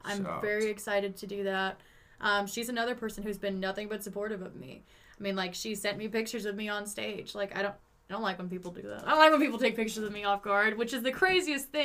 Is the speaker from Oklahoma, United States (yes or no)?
yes; Tulsa, Oklahoma, United States; also born or lived in Sapulpa; I am from Tulsa. Okay. Like, Tulsa area. I went to Sepulpa High School